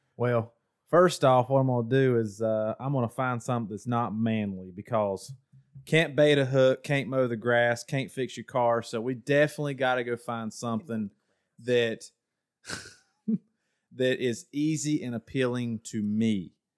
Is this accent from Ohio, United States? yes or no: yes; Ohio, United States; now in North Carolina, United States; originally from the great state of Ohio, um, but I moved down to North Kakalaki